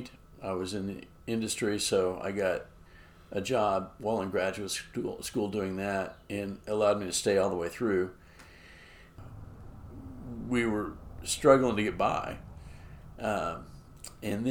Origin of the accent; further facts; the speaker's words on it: Edwards County, Kansas, United States; also born or lived in Reno County, Kansas; now in Lawrence, United States; I was born in Edwards County, and that's where my dad's family pioneered